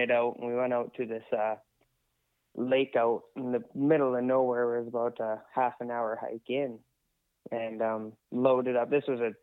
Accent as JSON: {"language": "English", "town": "100 Mile House", "region": "British Columbia", "country": "Canada", "tie": "born or raised there", "also_born_or_lived": "Lac La Hache", "said": "born and raised in 100 Mile"}